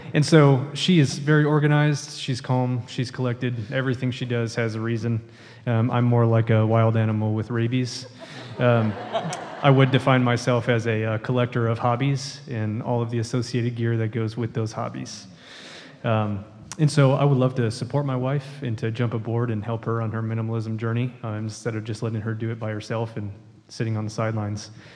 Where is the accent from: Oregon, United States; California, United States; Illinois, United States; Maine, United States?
Illinois, United States; Chicago; I'm a fellow impoverished Midwestern kid. I'm from Chicago